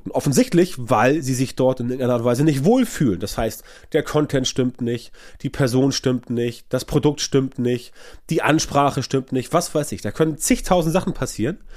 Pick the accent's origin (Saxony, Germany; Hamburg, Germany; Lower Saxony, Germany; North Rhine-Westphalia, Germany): Hamburg, Germany; Ich komme ja aus Hamburg und kann dir erzählen, wie das ist mit dem HSV.